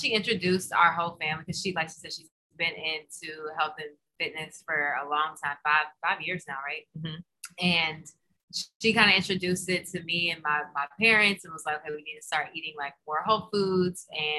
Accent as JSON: {"language": "English", "region": "the South", "country": "United States", "said": "I mean, we're from the South, so it was like casseroles and chicken and pork and beef and processed foods and crazy desserts"}